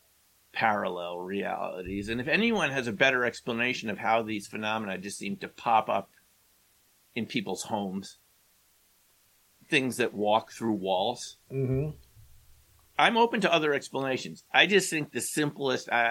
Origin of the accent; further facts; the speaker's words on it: New York, United States; when I grew up in New York, there was 1010 Winds